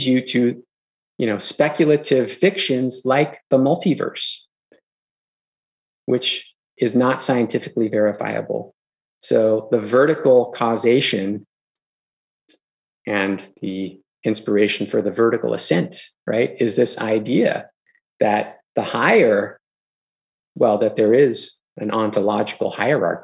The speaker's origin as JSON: {"language": "English", "town": "Los Angeles", "region": "California", "country": "United States", "tie": "born or raised there", "said": "I grew up in Los Angeles, you know, in the 80s, in the 90s"}